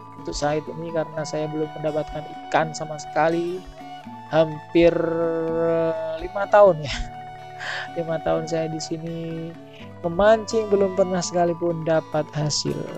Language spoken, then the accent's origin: Indonesian; Pulau Aceh, Indonesia; Daerah saya ini, tempat Pulau Aceh ini memang langsung berbatasan dengan Samudra India.